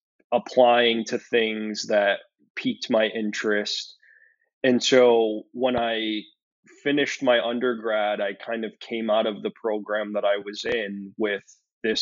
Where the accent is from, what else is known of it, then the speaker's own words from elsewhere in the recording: Syracuse, New York, United States; moved away as an adult; now in Buffalo, United States; I was born and raised in Syracuse, New York, which is a relatively small city in New York State